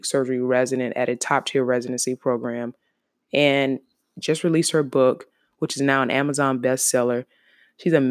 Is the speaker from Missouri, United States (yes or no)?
no; Savannah, Georgia, United States; my hometown, Savannah, Georgia